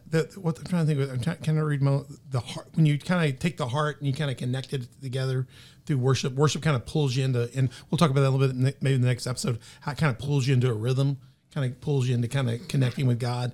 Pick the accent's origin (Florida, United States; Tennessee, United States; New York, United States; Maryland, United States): Tennessee, United States; Memphis; I grew up in Memphis